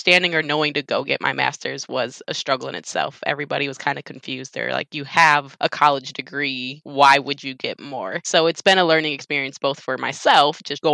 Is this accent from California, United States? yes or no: no; Wisconsin, United States; moved away as an adult; now in Houston, United States; I was born and raised in Wisconsin